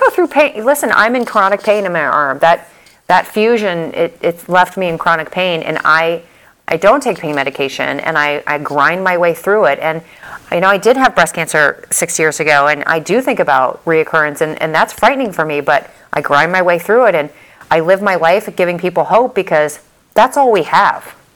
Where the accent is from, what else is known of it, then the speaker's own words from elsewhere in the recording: St. Louis, Missouri, United States; also born or lived in Dallas, Texas; now in Miami, United States; I'm from St. Louis originally, and then I lived in Dallas for many, many years